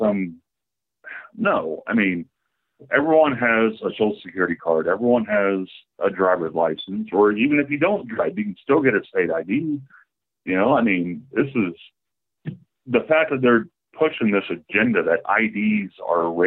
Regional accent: Oklahoma, United States; I'm from Oklahoma

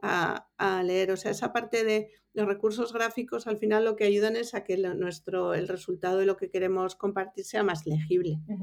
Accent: Bilbao, Basque Country, Spain; moved away as an adult; also born or lived in Mallorca / New York; now in Madrid, Spain; yo soy de Bilbao

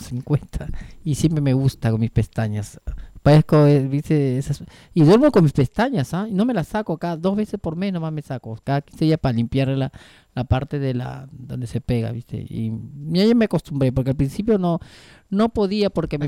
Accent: Peru; now in Argentina; yo también tenía una peluquería en Perú y la verdad que soy de Perú. Bueno, soy china

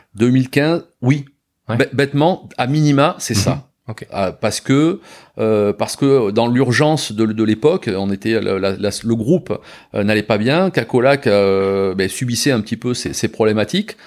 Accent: Bordeaux, Nouvelle-Aquitaine, France; en tant que en tant que bordelais quand même on est on, on baigne dedans tout petit

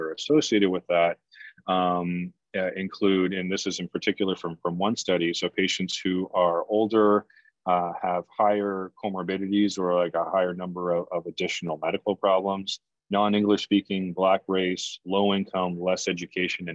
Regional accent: Canada; now in United States; I'm actually from Canada, and I grew up with a public healthcare system. And so, you know, when I moved to the US

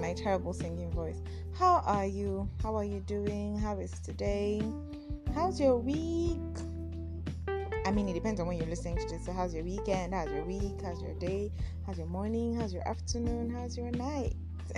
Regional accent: Nigeria; I am a Nigerian

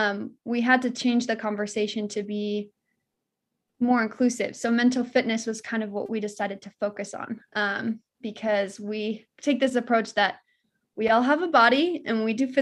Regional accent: American Fork, Utah, United States; So like you mentioned, I grew up in American Fork, lovely area. I grew up next to Heidi.

